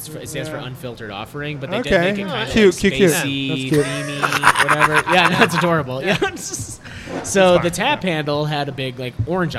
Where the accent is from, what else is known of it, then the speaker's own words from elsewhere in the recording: Syracuse, New York, United States; I grew up in Syracuse, New York